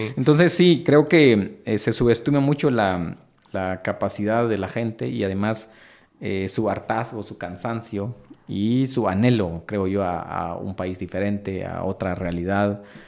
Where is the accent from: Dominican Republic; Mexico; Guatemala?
Guatemala; como guatemaltecos